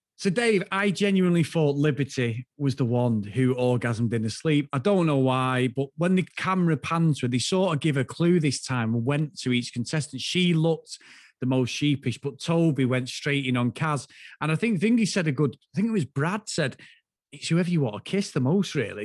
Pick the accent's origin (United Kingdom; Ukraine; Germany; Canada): United Kingdom; the north of England; from the north, but we're not Newcastle